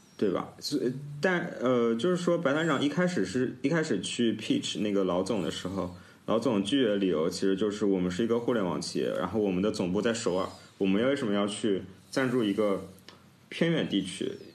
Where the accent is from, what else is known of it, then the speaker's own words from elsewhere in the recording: Nanjing, Jiangsu, China; 因为我是南京人嘛